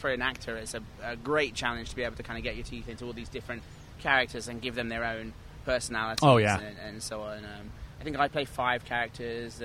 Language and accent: English; England, United Kingdom; now in New York, United States; I'm originally from England